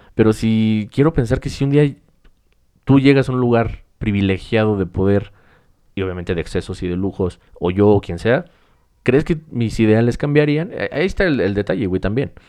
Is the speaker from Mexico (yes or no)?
yes; Mexico; como mexicanos